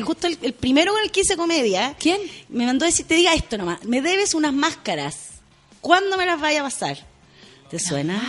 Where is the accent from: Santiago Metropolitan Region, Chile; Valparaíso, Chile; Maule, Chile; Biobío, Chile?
Santiago Metropolitan Region, Chile; Santiago; also born or lived in Lota; nací en Lota, pero eh, muy, muy guaguita me para Santiago, sí, soy, soy santiaguina